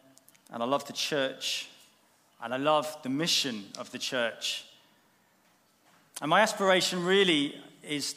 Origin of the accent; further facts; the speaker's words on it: Bournemouth, South West England, United Kingdom; moved away as an adult; those first 20 years or so were actually spent growing up here in Bournemouth. Bournemouth is my hometown